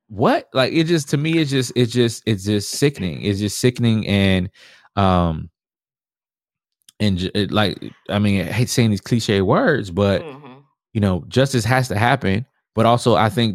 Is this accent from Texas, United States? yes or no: yes; Houston, Texas, United States; also born or lived in Milwaukee; Oh, I'm from you know I'm Houston. I was born, but I was born in Milwaukee.